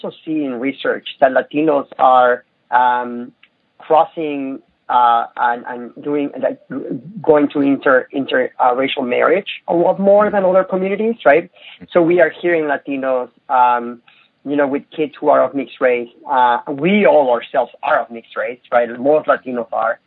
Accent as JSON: {"language": "English", "country": "Mexico", "tie": "born or raised there", "moved": "as an adult", "lives_now": "United States", "said": "I lived in Mexico. I grew up in Mexico. I came to the United States when I was 19"}